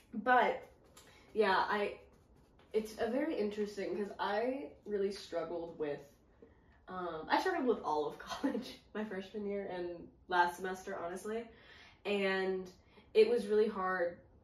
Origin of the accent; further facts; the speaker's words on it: Greenville, United States; my hometown, Greenville, because my apartment's up here